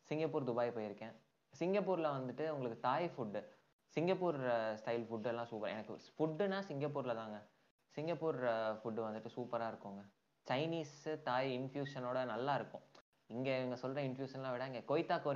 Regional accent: Tiruchirappalli, Tamil Nadu, India; also born or lived in Chennai; நான் பிறந்து வளர்ந்தது தமிழ்நாடுங்கிறதுனால சென்னை படித்தது சென்னை வளர்ந்தது சவுத்தில் திருச்சியில் அப்பா ஊர் கீழே அப்படிங்கிறதுனால

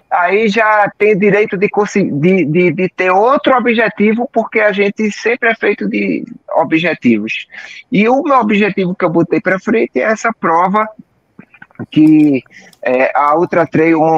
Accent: Recife, Pernambuco, Brazil; e sou aqui de Recife, aqueles que não me conhecem

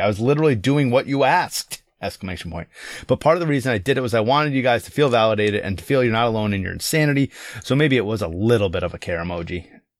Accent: Louisiana, United States; would be considered quite wealthy where I grew up in the Southwest, Louisiana.

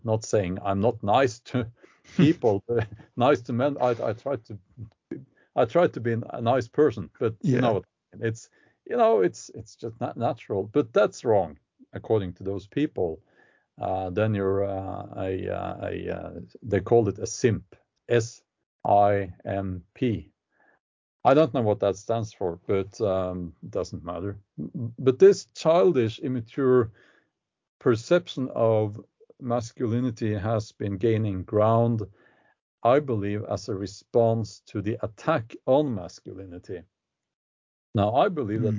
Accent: Oslo, Norway; I grew up outside of Oslo, but in that um, that uh, county

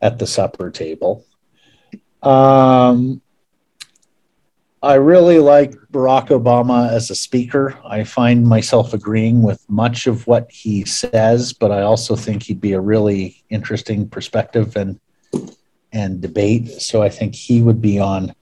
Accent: Eastern Ontario, Canada; moved away as an adult; now in Vancouver, Canada; Growing up in Eastern Ontario

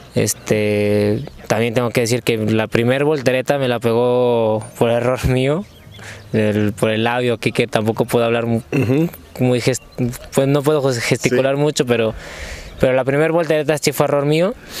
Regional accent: Aguascalientes, Mexico; Aguascalientes, la verdad que yo estoy ansioso ya de, de volver a mi tierra

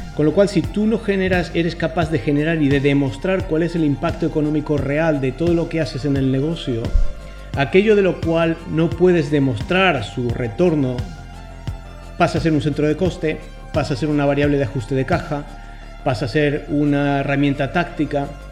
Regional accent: Argentina; como buen argentino

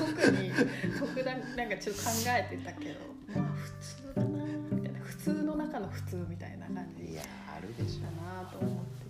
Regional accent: Kurume, Fukuoka, Japan; also born or lived in Yokohama; 生まれたのは横浜なんですけどでももうすぐ久留米に、うん、福岡県久留米市に来るので

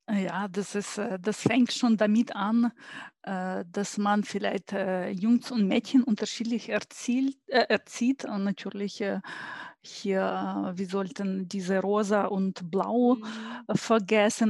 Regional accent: Ukraine; German is a second language; moved away as an adult; now in Stuttgart, Germany; Ich bin gebürtige Ukrainerin und ähm, bin ähm, hier in äh, Stuttgart seit über 20 Jahren

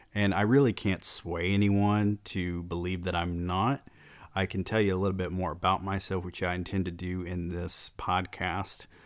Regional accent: Georgia, United States; growing up in the South

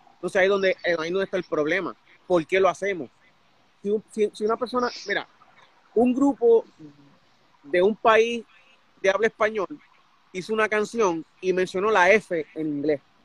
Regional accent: Puerto Rico; now in United States; en Puerto Rico, mi hermano y yo vacilábamos con esa palabra cada rato

